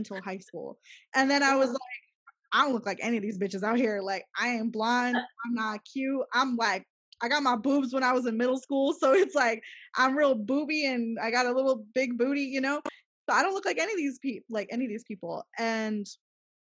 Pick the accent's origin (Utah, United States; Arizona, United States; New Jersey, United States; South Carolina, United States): Arizona, United States; Gilbert; now in El Paso, United States; I moved back here, to El Paso, growing up in Gilbert, Arizona, again, predominantly white Mormon